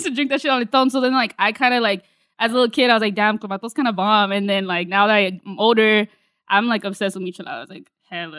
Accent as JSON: {"language": "English", "region": "Jalisco", "country": "Mexico", "said": "I'm from Jalisco"}